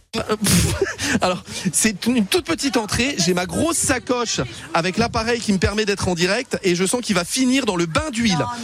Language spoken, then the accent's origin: French; Metz, Grand Est, France; je suis de Metz.